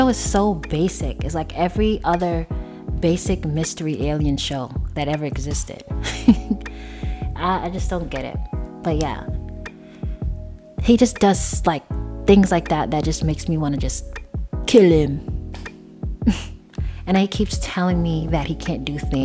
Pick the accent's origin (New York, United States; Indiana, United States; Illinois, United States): New York, United States; moved away; I'm from New York